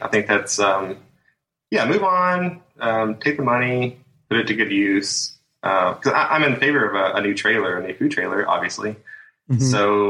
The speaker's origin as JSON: {"language": "English", "town": "Cave City", "region": "Kentucky", "country": "United States", "tie": "born or raised there", "said": "A small town called Cave City, near Mammoth Cave National Park."}